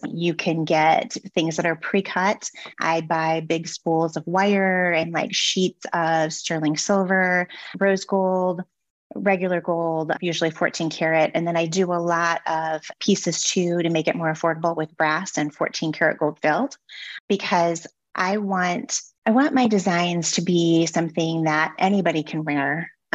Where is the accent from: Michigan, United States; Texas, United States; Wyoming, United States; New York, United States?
Michigan, United States; Detroit; moved away as an adult; also born or lived in California; now in Bay Area, California, United States; I'm a Detroit native